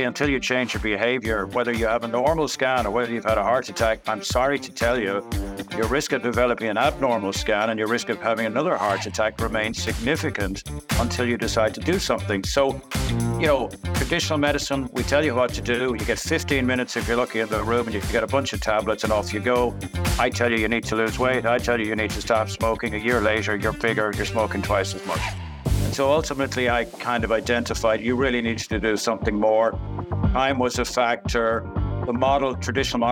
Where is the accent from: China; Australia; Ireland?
Ireland; Dublin, Leinster; I grew up in Glamorgan in Dublin